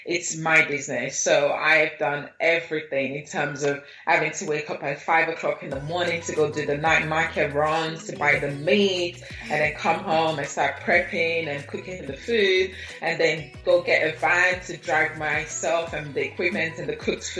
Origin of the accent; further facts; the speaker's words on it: London, United Kingdom; also born or lived in Nigeria / Lagos, Nigeria; I was born right here in London, in Camden, North London. But my mom took me to Nigeria as a baby. So I lived in Nigeria for the first 9 years of my life before I then came back to London, where I finished my secondary school